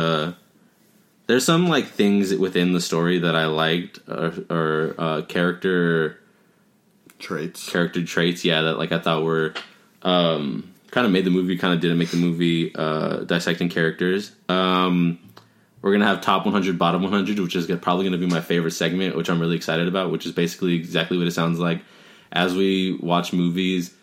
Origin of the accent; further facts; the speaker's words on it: Covina, California, United States; we're from Covino. It's not like we have, we're not, like, in L.A.